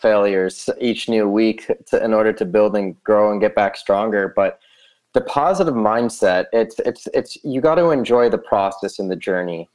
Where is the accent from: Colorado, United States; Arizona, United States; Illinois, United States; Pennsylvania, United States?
Illinois, United States; outside of Chicago; also born or lived in Southern California; now in Las Vegas, United States; I grew up outside of Chicago